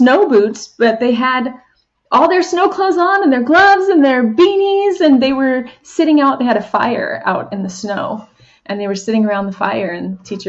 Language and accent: English; Southern California, United States; moved away as an adult; also born or lived in Arizona; having grown up in Southern California